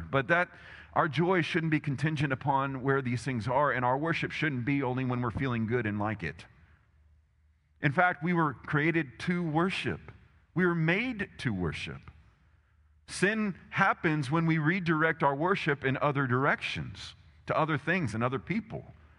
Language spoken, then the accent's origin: English; Texas, United States; I live in America. I'm Texan, blah, blah, blah. You know, Texan, I've got a gun to prove it.